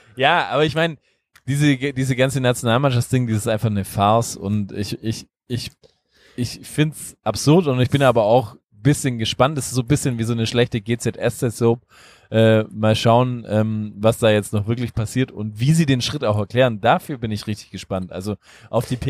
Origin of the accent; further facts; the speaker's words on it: Illertissen, Bavaria, Germany; moved away; aus der schönen Heimatstadt Illertissen